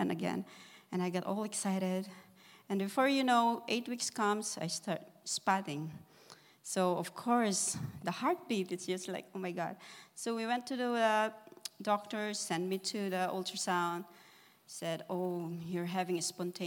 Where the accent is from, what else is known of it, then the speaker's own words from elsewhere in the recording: Philippines; moved away; I am from the Philippines. We came over here. My sister sponsored us.